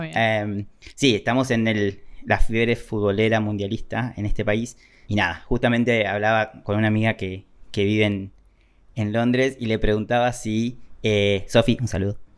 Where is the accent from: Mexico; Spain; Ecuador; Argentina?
Argentina; yo soy argentino